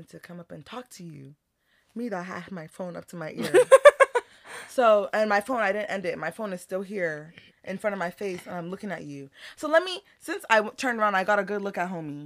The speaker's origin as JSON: {"language": "English", "town": "Houston", "region": "Texas", "country": "United States", "said": "We're from Houston"}